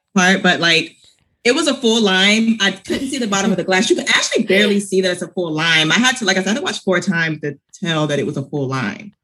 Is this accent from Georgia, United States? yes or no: yes; Georgia, United States; I'm from Georgia and football is huge where I'm from